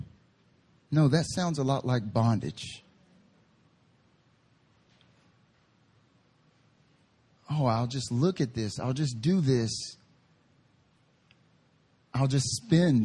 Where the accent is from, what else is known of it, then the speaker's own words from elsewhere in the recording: Southern / Southeastern United States, United States; now in South Korea; I'm from the South